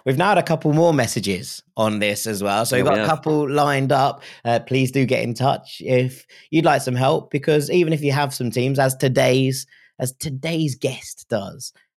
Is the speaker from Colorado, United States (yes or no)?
no; Philadelphia, Pennsylvania, United States; I'm from Philadelphia I'm a fan of Everton, Borussia Dortmund, Celtic, and of course, the mighty Philadelphia Union.